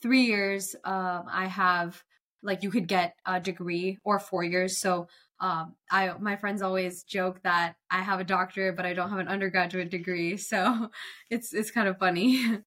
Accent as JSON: {"language": "English", "town": "Cary", "region": "North Carolina", "country": "United States", "tie": "born or raised there", "said": "I'm born and raised from Cary, North Carolina. Never left."}